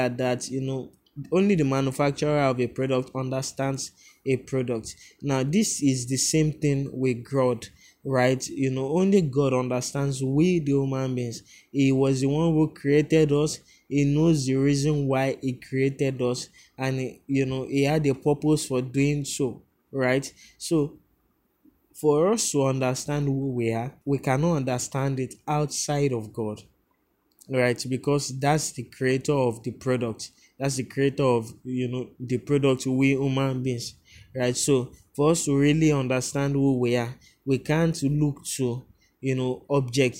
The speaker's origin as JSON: {"language": "English", "region": "Lagos", "country": "Nigeria", "tie": "born or raised there", "said": "I grew up, you know, in a place called Bariga, where everyone has an opinion of you"}